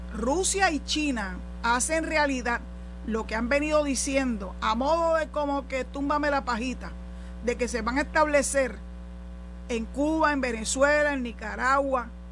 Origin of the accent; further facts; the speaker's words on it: Puerto Rico; somos parte de la nación, que somos ciudadanos americanos